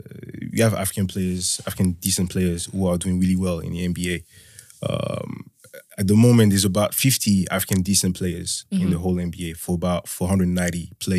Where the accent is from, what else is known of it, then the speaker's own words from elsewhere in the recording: France; also born or lived in Togo / Benin / Ghana; now in Leeds, United Kingdom; Yeah, I grew up in France and I grew up on the border of Switzerland as well.